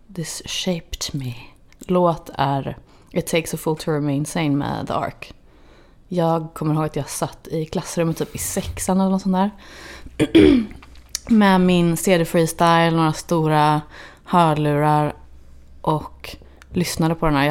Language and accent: Swedish; Gothenburg, Västra Götaland, Sweden; moved away as an adult; also born or lived in Los Angeles, United States; Torslanda där jag är ifrån